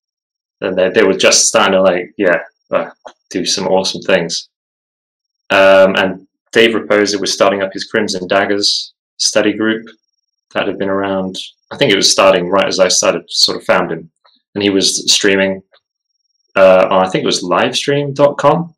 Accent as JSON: {"language": "English", "country": "Falkland Islands", "tie": "born or raised there", "said": "I was born in the Falkland Islands"}